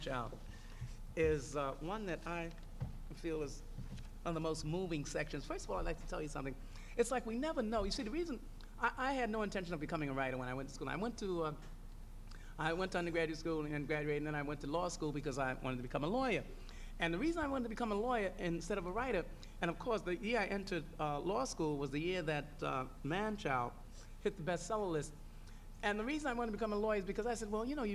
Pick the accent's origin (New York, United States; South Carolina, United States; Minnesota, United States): New York, United States; New York City; growing up in Harlem?